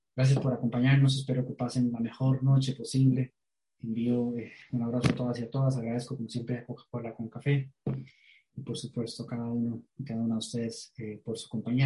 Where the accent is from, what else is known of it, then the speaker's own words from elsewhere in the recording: Costa Rica; como costarricenses